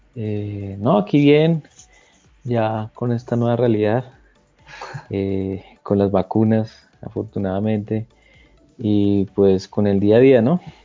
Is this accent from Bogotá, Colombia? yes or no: yes; Bogotá, Colombia; soy de Colombia, de Bogotá.